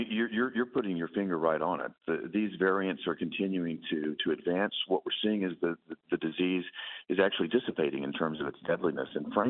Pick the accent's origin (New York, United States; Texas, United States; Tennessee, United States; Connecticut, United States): Tennessee, United States; I can tell you the folks back in my home state of Tennessee feel the same way you and I do about this.